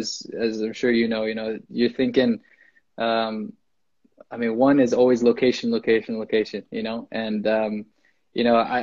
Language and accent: English; Evergreen, United States; Yeah, I grew up closer to Valley than St. Francis, but I grew up in Evergreen.